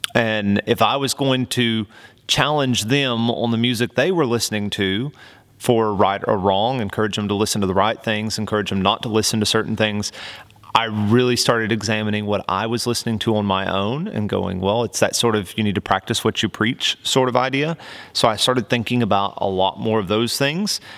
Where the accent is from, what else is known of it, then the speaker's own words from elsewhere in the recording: Oklahoma, United States; accent: twang; I grew up right on the border between Oklahoma and Texas. So you might hear a little bit of that twang come out every now and again